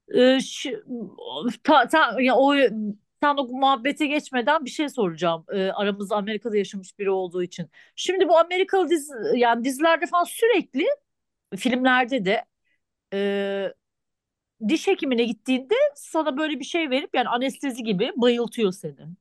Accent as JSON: {"language": "Turkish", "country": "Turkey", "moved": "yes", "said": "ben Türk'üm"}